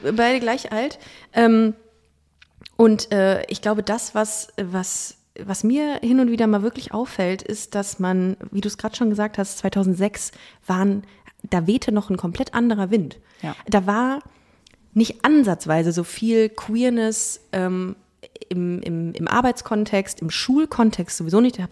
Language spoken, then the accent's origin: German; Düsseldorf, North Rhine-Westphalia, Germany; ich bin ja in Düsseldorf groß geworden